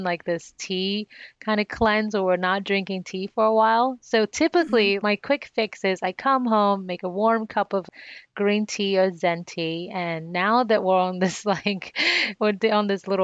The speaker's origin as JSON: {"language": "English", "country": "Nigeria", "tie": "born or raised there", "said": "one of the challenges that I faced as a young child growing up in Nigeria, where I was born"}